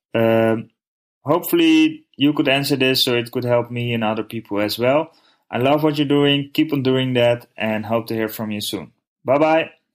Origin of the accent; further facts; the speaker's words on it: Netherlands; I'm from the Netherlands